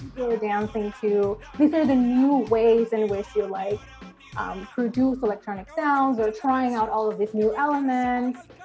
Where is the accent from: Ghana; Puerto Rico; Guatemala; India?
Puerto Rico; I grew up, I'm Puerto Rican, I grew up in Puerto Rico